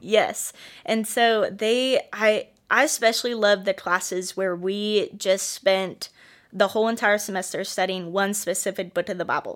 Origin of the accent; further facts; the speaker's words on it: Bettendorf, Iowa, United States; moved away as an adult; also born or lived in Joplin, Missouri; now in Northwest Arkansas, United States; I am originally from Bettendorf, Iowa